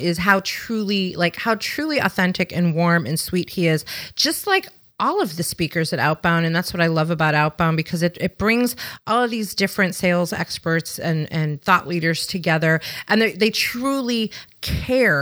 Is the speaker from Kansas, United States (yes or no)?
no; Chicago, Illinois, United States; also born or lived in the American South; now in Southern United States; I'm from Chicago, but I live in the South now